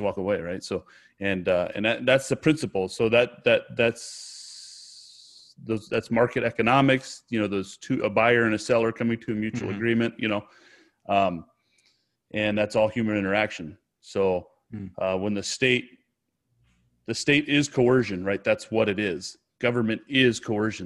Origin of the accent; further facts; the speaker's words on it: United States; I'm an American. This is where I'm from